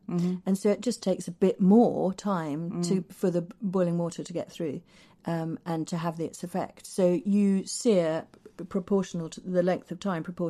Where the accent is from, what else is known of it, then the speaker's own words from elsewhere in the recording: Shepreth, East of England, United Kingdom; my mother, who still lives just outside Cambridge in the garden that I was brought up in Shepreth